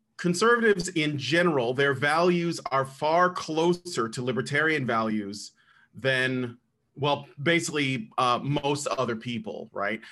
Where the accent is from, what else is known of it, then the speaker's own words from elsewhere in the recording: United States; also born or lived in Chicago, Illinois; now in Roanoke, United States; I'm from the United States